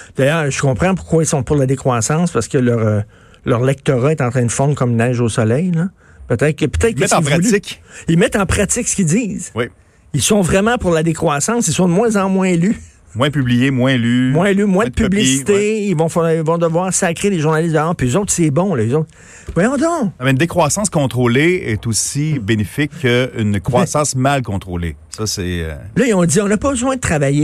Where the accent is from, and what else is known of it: Quebec, Canada